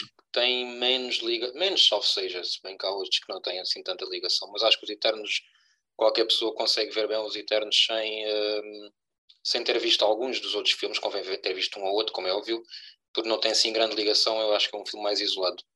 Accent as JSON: {"language": "Portuguese", "region": "Algarve", "country": "Portugal", "said": "somos dois algravios com um sotaque espetacular"}